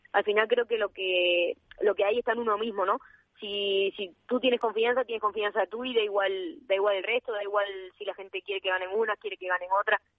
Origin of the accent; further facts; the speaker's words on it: Extremadura, Spain; now in Valladolid, Spain; también tengo más cerca mi tierra